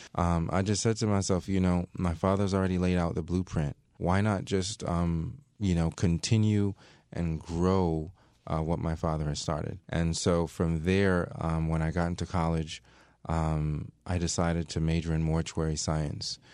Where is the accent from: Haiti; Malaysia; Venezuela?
Haiti; Léogâne, Ouest; moved away; We're from Haiti